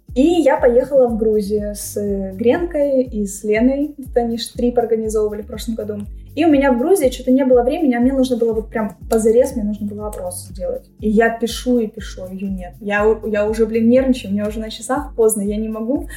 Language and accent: Russian; Ukraine